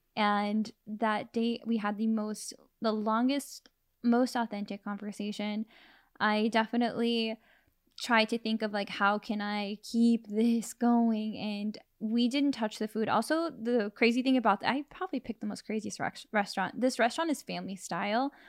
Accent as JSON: {"language": "English", "town": "Modesto", "region": "California", "country": "United States", "tie": "born or raised there", "moved": "yes", "said": "I grew up in a small town in Northern California. Modesto"}